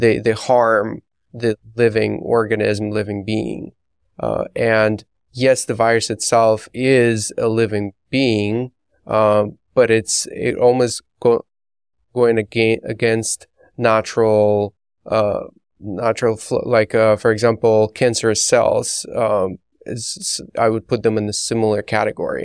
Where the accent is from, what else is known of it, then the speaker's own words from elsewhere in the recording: Belarus; moved away; growing up in Belarus